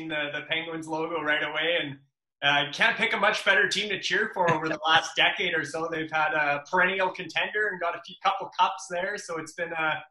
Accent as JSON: {"language": "English", "town": "Luseland", "region": "Saskatchewan", "country": "Canada", "tie": "born or raised there", "also_born_or_lived": "Lethbridge, Alberta", "said": "So I'm from a small town in the prairies in Saskatchewan. The town's called Looseland, Luseland. Population around 600, 650, something like that. So literally just a small farming town, and I grew up on a grain farm of about 1,500 acres of land we farmed."}